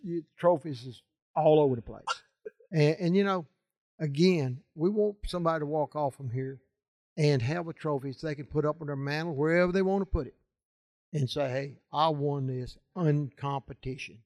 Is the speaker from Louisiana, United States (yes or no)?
yes; Louisiana, United States; I'm from Louisiana.